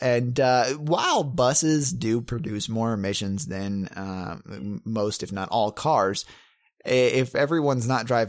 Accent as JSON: {"language": "English", "town": "Bump Hill", "region": "South Carolina", "country": "United States", "tie": "born or raised there", "said": "And this is in my hometown, your hometown too. We come from Bump Hill, South Carolina."}